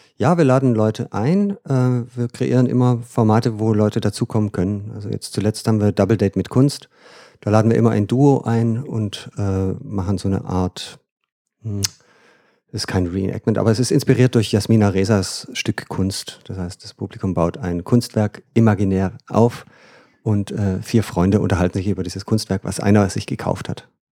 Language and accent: German; Freudenstadt, Baden-Württemberg, Germany; moved away as an adult; also born or lived in Freiburg; now in Bremen, Germany; ich komme aus dem Schwarzwald eigentlich, Aha. Freudenstadt.